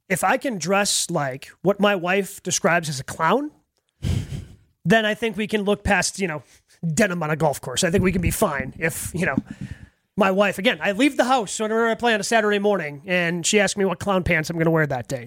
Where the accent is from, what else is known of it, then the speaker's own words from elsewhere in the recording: Horicon, Wisconsin, United States; I grew up in in Dodge County, right? Grew up in Horicon.